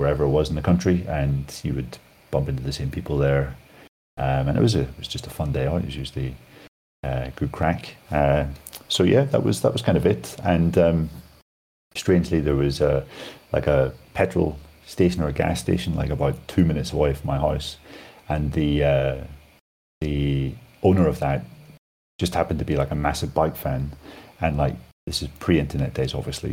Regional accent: Northern Ireland, United Kingdom; I'm from Northern Ireland

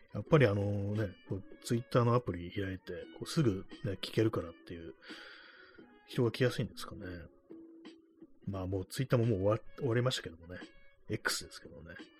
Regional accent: Tokyo, Japan; 東京生まれの東京人ですけども、東京育ちですけども

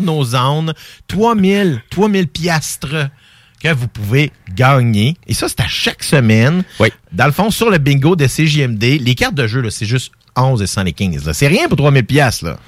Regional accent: Quebec, Canada; moi je suis québécois d'origine française qu'on appelle de souche

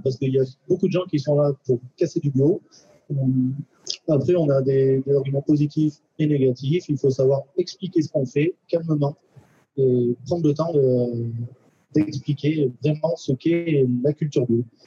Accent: Valence, Auvergne-Rhône-Alpes, France; Je suis de Valence

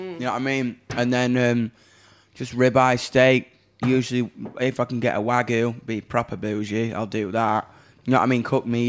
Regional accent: Doncaster, Yorkshire and the Humber, United Kingdom; If you're into that shit, but I'm from Donny, man.

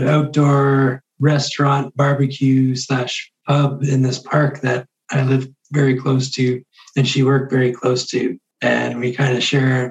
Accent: Ontario, Canada; English speaking, Canadian, Ontario, you know, suburb kind of guy.

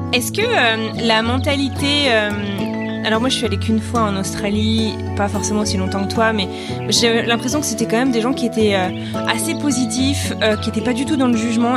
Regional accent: Brittany, France; je suis bretonne

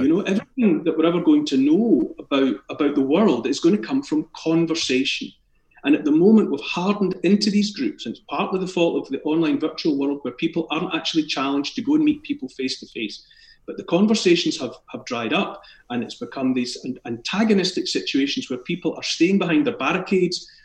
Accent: Scotland, United Kingdom; accent: Scottish; born in Scotland and raised in Scotland. I have a Scottish accent

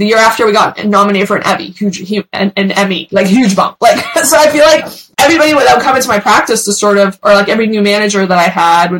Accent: Beverly Hills, California, United States; born or raised there; English is a second language; also born or lived in New York / Iran

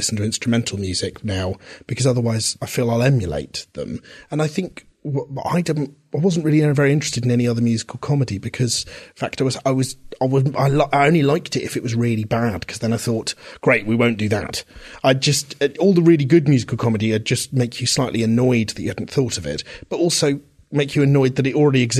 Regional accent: Reading, South East England, United Kingdom; when I was a kid growing up in Reading

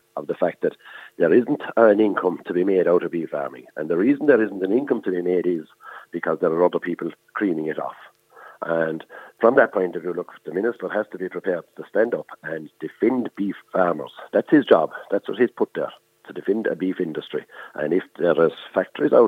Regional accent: Ireland; as Irish farmers

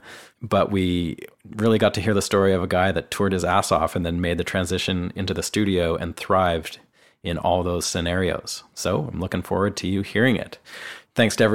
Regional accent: Canada; moved away as an adult; now in Nashville, United States; I'm a Canadian

